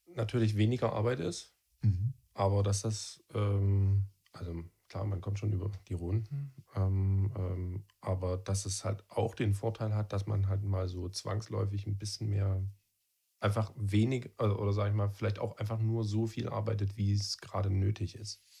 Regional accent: Freital, Saxony, Germany; also born or lived in Dresden; ich bin zwar in Dresden geboren, aber in Freital aufgewachsen

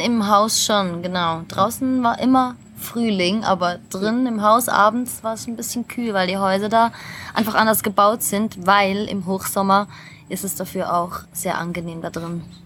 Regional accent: Switzerland; moved away; für mich als Schweizerin

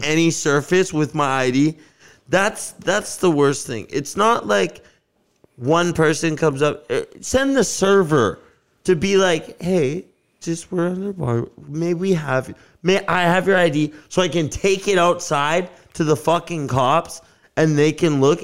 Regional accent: Las Vegas, Nevada, United States; also born or lived in Canada; now in Vancouver, Canada; growing up in Vegas, it was the same fucking house every

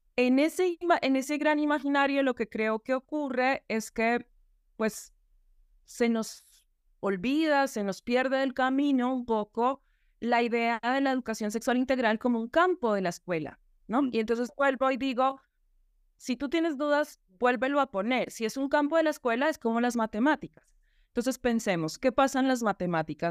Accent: Colombia; trabajar en la política pública em, educativa en mi país y en la ciudad capital de Bogotá

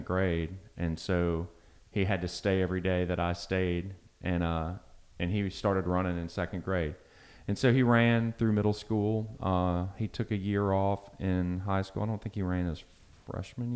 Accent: Long Beach, Mississippi, United States; moved away as an adult; also born or lived in Michigan; now in Baton Rouge, United States; I was born in Michigan. And when I was just before I turned 7, we moved to Long Beach, Mississippi, which is right on the coast. And so from 7 through high school for the next 10 years, I was on the coast

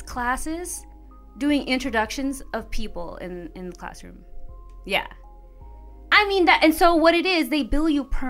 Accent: Indianapolis, Indiana, United States; also born or lived in Chicago / San Diego; now in Los Angeles, United States; I'm from Indianapolis, so Midwest.

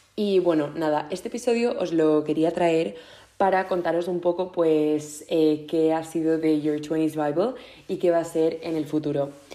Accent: Mallorca, Balearic Islands, Spain; moved away as an adult; ya he vuelto a casa a Mallorca para, para el verano, que para quien no lo sepáis eh, soy de Mallorca

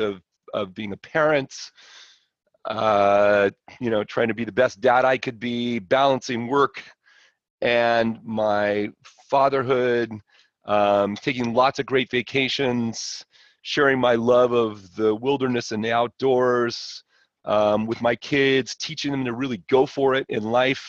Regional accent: Los Angeles, California, United States; I grew up in LA in Brentwood, went to Palisades High

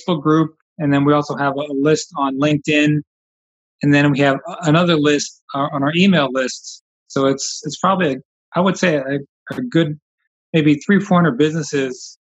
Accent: Philadelphia, Pennsylvania, United States; now in El Paso, United States; I grew up in Philadelphia

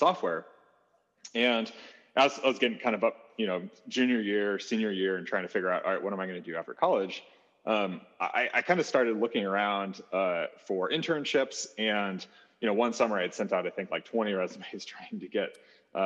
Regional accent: St. Louis, Missouri, United States; grew up born and raised in St. Louis

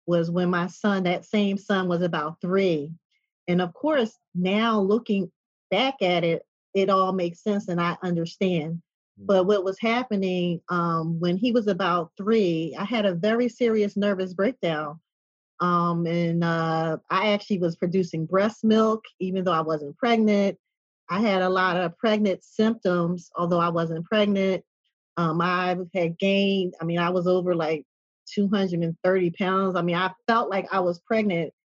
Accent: Philadelphia, Pennsylvania, United States; moved away as an adult; now in Atlanta, United States; I'm from Philadelphia, and prior to moving to Atlanta

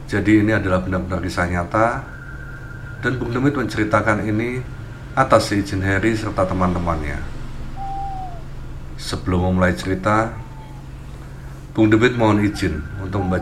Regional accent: Madiun, East Java, Indonesia; now in Malang, Indonesia; Oh ya, aku berasal dari Madiun, Jawa Timur.

